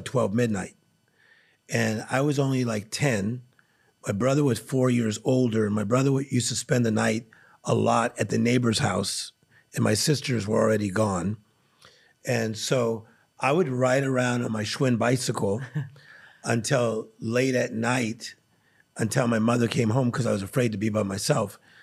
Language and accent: English; Compton, California, United States; I was born in Compton, California